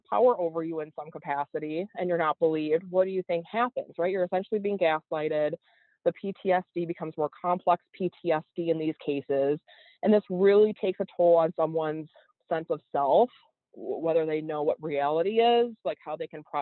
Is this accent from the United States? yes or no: yes; Wisconsin, United States; growing up in Wisconsin in a more rural area